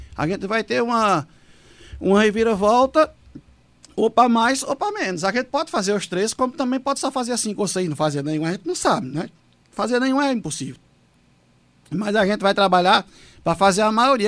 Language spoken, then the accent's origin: Portuguese; Afogados da Ingazeira, Pernambuco, Brazil; also born or lived in Pesqueira, Pernambuco; eu sou natural de Pesqueira, do Agreste. Eu tenho 48 anos, vou fazer 49, se Deus permitir, agora em dezembro. E tem desses 48 anos que eu tenho de vida, eu moro há 44 anos em Afogadão da Engazeira.